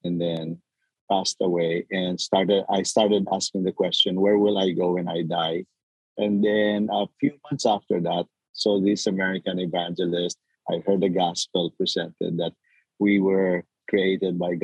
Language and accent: English; General Santos, Soccsksargen, Philippines; moved away as an adult; also born or lived in San Diego; now in United States; I was born in the Philippines, in southern Philippines. And I grew up in General Santos City